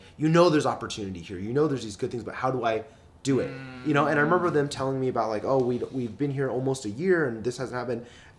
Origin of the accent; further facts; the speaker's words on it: Dallas, Texas, United States; now in Los Angeles, United States; I was born and raised in Dallas, yeah.